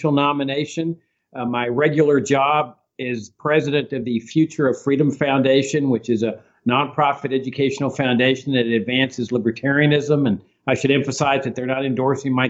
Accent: Laredo, Texas, United States; born or raised there

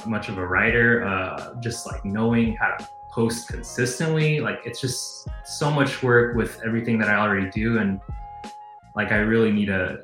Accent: San Jose, California, United States; moved away as an adult; also born or lived in Gilroy / San Luis Obispo; now in Chicago, United States; grew up in the Bay Area. So I was born in Chicago. I grew up like in San Jose, Gilroy

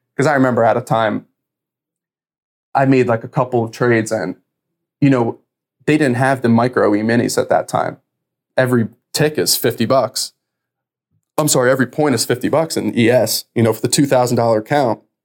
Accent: New Jersey, United States; I'm from New Jersey, so my family's all around there

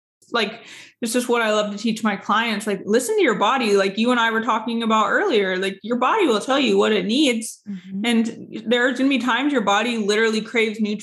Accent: San Diego, California, United States; moved away; I'm from San Diego

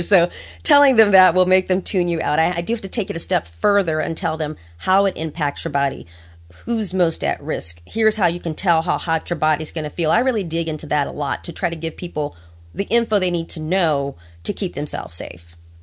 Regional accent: New Orleans, Louisiana, United States; now in Washington, DC, United States; Growing up in New Orleans

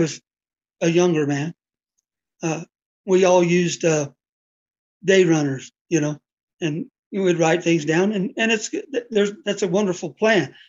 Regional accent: Mountainair, New Mexico, United States; I was born in a small town called Mountain Air, New Mexico

